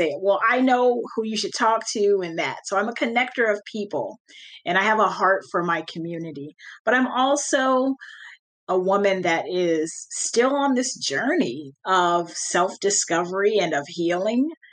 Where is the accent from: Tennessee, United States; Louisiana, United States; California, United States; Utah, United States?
California, United States; I grew up in California, so I didn't grow up with my cousins